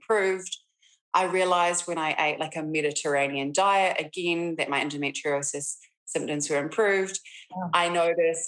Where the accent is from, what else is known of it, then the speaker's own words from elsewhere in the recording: Christchurch, Canterbury, New Zealand; moved away as an adult; also born or lived in Auckland; loss of my hometown